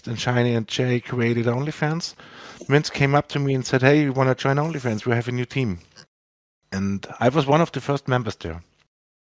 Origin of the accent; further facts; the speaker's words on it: Austria; English is a second language; I'm from Austria, in Western Europe. English is not my primary language